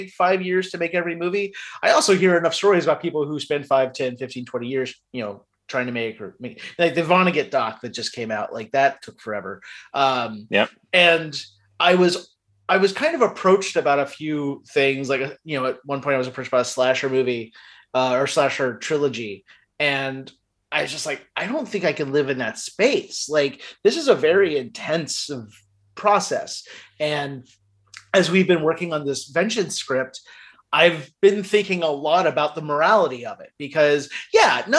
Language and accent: English; Midwest, United States; also born or lived in the South, United States; I grew up in the Midwest and the South